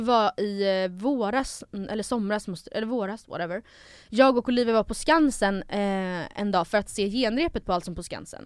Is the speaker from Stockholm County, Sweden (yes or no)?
yes; Stockholm, Stockholm County, Sweden; jag är född i Stockholm